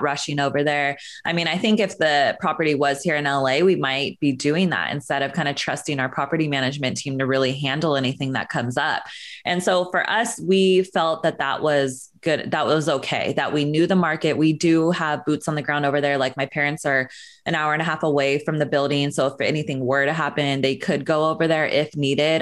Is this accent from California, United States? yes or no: yes; Northern California, United States; moved away as an adult; also born or lived in Sacramento; now in Los Angeles, United States; I grew up in Northern California